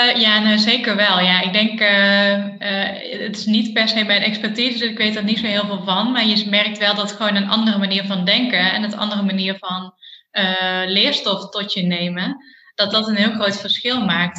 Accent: Eindhoven, North Brabant, Netherlands; ik kom uit Eindhoven

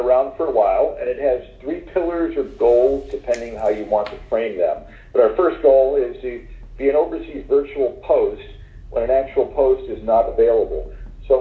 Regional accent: Florida, United States; moved away as an adult; now in Doha, Qatar; I'm from Florida, I live in Florida now

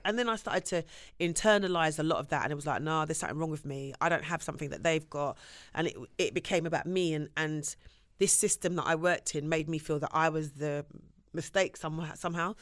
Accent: London, United Kingdom; I'm from Shepherd's Bush

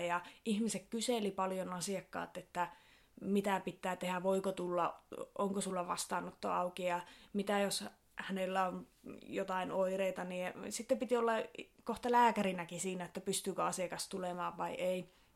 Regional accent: Sodankylä, Lapland, Finland; Minä olen lähtöisin tuosta Sodankylästä, ihan tuolta kirkonkylältä, kirkonkylän tyttöjä

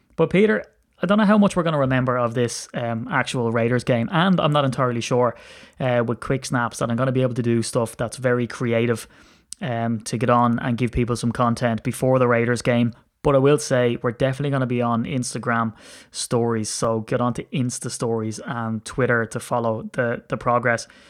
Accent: Ireland; I'm an Irishman

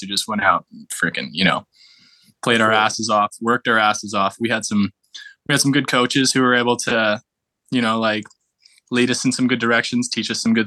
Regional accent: Canada; moved away as an adult; also born or lived in Seattle, United States / California, United States; I was born in the States, and I lived there until I was about 10. And then I moved up to Canada, finished high school

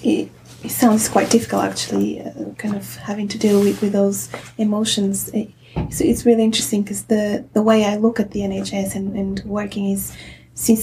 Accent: Portugal; moved away as an adult; now in United Kingdom; I come from Portugal

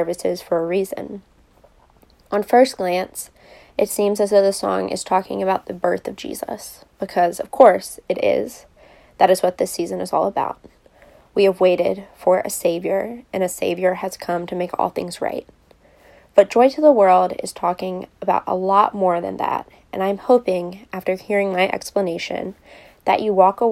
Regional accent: Richmond, Virginia, United States; I grew up in Richmond and went to collegiate

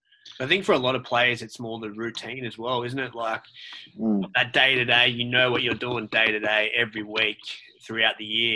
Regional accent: Sydney, New South Wales, Australia; I was born in Sydney, Australia, born Northern Beaches

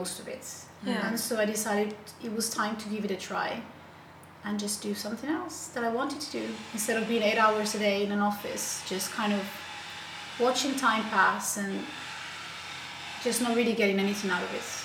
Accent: Italy; now in Helsinki, Finland; I'm from Italy and I live in Helsinki at the moment with my family

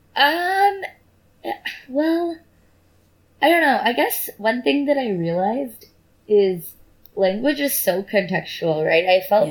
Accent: Bay Area, California, United States; I grew up in the Bay Area in like pretty privileged circumstances.

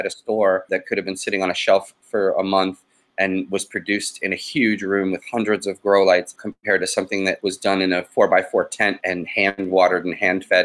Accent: Boston, Massachusetts, United States; moved away; Boston Freedom Rally, which is my hometown.

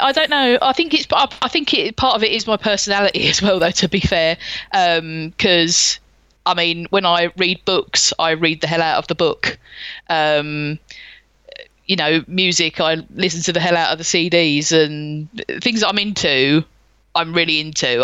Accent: London, United Kingdom; born or raised there

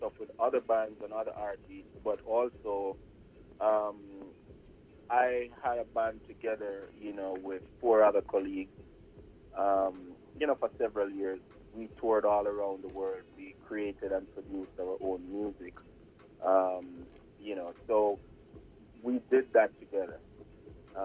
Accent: Jamaica; moved away as an adult; now in Portland, United States; Born and raised in Jamaica

